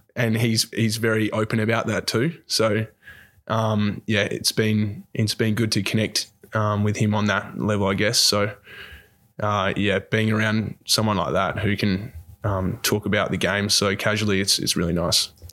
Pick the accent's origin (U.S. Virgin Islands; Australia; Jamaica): Australia; Dunsborough, Western Australia; also born or lived in Bunbury / Perth; I grew up down in Dunsborough